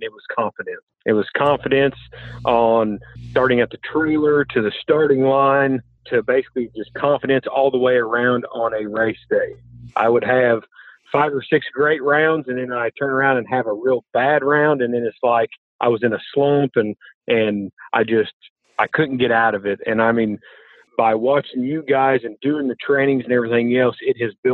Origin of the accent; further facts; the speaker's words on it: Marion, Illinois, United States; now in El Dorado, United States; I am originally from Marion, Illinois, but I live with my wife and my two twin boys in El Dorado, Illinois now